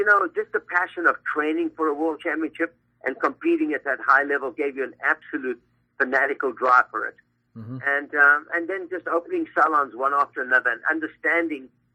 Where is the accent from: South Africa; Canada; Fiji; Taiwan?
South Africa; now in Los Angeles, United States; I'm from South Africa.